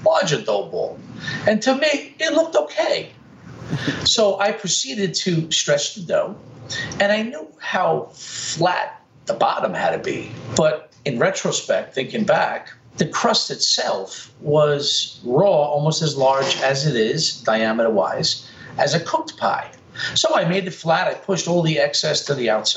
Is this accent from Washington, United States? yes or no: no; New York City, New York, United States; I grew up in Brooklyn